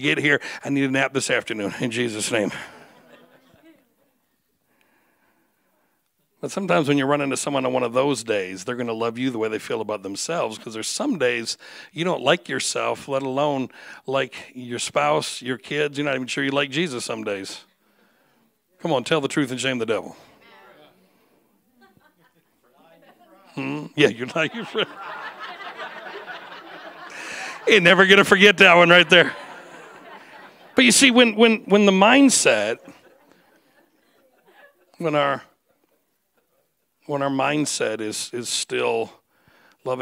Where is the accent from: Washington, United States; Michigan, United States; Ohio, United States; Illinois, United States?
Michigan, United States; I was born and raised in Michigan